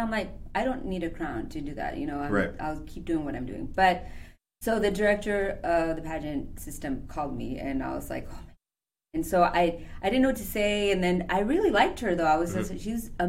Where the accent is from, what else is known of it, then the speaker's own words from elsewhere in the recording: El Paso, Texas, United States; moved away as an adult; also born or lived in Ciudad Juarez, Chihuahua, Mexico; now in Chicago, United States; I'm actually from the border, so I'm from El Paso, Texas, Ciudad Juarez, Chihuahua